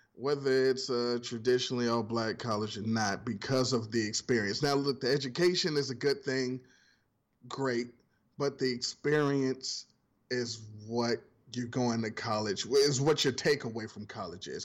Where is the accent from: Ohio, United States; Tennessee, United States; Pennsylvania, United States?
Ohio, United States; I'm coming from Ohio